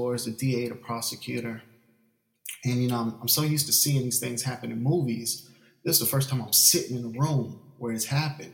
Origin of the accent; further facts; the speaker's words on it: Orlando, Florida, United States; moved away as an adult; also born or lived in Tallahassee, Florida / Valdosta, Georgia; now in Atlanta, United States; I grew up down in Orlando, Florida